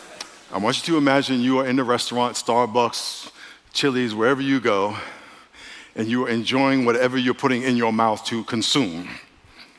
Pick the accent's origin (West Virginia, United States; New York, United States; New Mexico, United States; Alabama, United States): New York, United States; moved away; I'm from New York, and every summer for about five different summers, I grew up right outside New York City, Manhattan